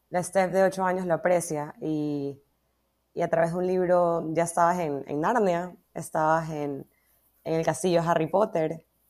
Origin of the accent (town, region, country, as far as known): Ecuador